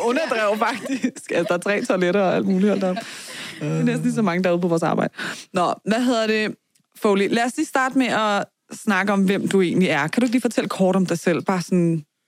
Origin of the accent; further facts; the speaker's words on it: Vestegnen, Capital Region of Denmark, Denmark; det er jo det postnummer, jeg er vokset op i.